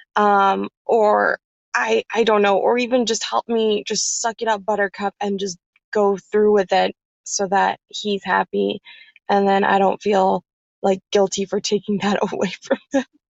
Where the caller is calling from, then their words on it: New Jersey, United States; I'm calling you from the Garden State, good old New Jersey.